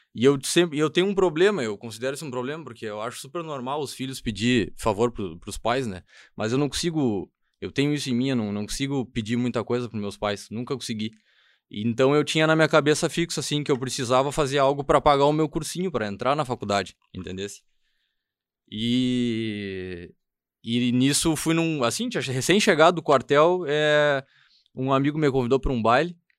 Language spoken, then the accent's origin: Portuguese; Estrela, Rio Grande do Sul, Brazil; eu sou natural de Estrela, então, do lado de, uma cidade do lado de Lajeado